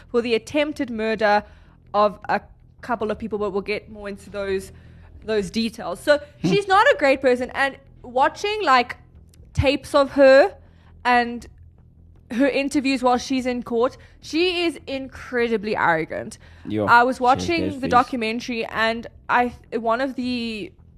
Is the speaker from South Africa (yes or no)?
yes; South Africa; we are proudly South African.